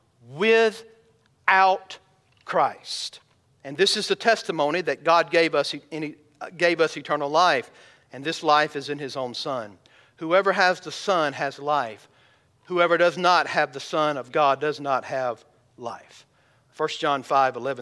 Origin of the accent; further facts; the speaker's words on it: United States; I'm an American. I love my country